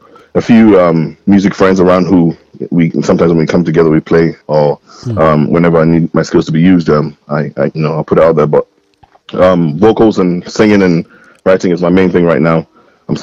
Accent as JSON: {"language": "English", "region": "Scotland", "country": "United Kingdom", "said": "I remember the first time I came down south to Birmingham, and I said I was from Scotland."}